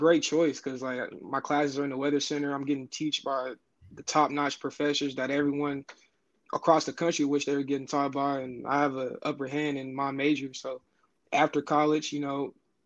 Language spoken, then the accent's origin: English; Fort Worth, Texas, United States; now in Oklahoma, United States; I'm from Fort Worth, Texas